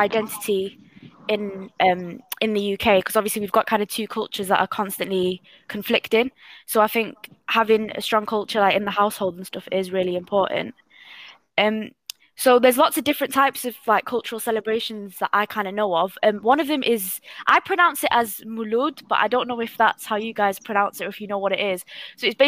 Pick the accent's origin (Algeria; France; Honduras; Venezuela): Algeria; now in Manchester, United Kingdom; I'm originally Algerian